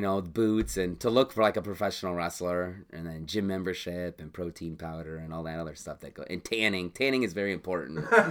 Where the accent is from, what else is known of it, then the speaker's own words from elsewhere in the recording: Bourbonnais, Illinois, United States; also born or lived in Bradley, Illinois; I grew up in Bradley, Bourbonnais